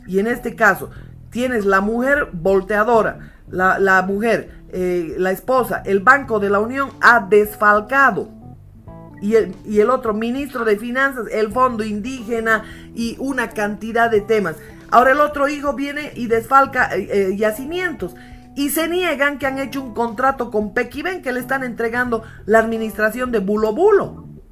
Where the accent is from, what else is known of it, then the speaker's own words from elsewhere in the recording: Bolivia; si nosotros como bolivianos no cuidamos nuestra patria, que es la única que tenemos